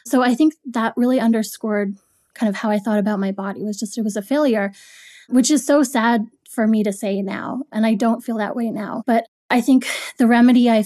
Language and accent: English; Toronto, Ontario, Canada; now in New York, United States; I grew up in Toronto, Canada. I moved to New York.